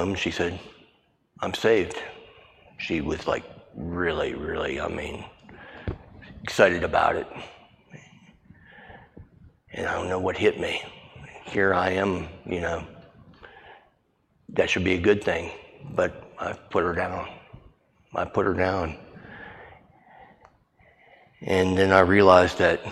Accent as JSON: {"language": "English", "town": "Bel Air", "region": "Maryland", "country": "United States", "tie": "born or raised there", "said": "I grew up in the Nazarene Church in Bel Air"}